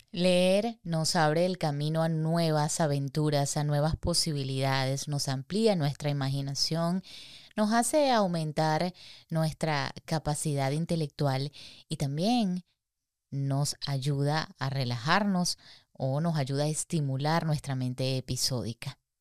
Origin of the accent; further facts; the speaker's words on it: Venezuela; somos dos venezolanas